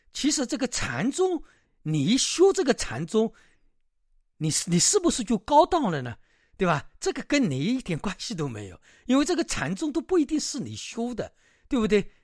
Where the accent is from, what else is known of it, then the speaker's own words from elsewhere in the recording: China; 我们中国人的一种文化